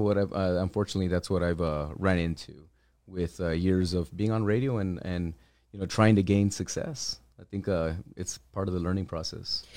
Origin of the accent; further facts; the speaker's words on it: El Paso, Texas, United States; Born and raised here, uh, born and raised in the Lower Valley. I grew up in the Riverside area